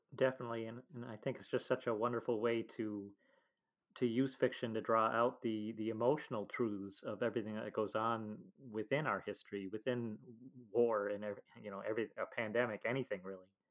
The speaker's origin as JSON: {"language": "English", "country": "United States", "said": "as an American"}